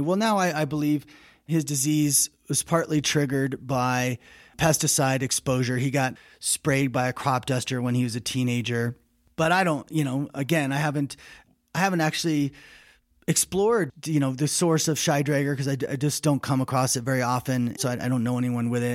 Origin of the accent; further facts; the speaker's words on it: United States; speaking as an American